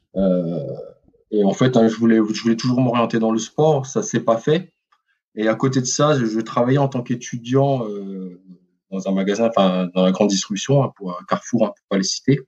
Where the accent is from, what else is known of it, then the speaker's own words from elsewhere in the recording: Quetigny, Bourgogne-Franche-Comté, France; moved away as an adult; also born or lived in Besançon; now in Mulhouse, France; je suis né à Dijon. J'ai grandi voilà à Dijon, enfin à Quétigny hein, plus précisément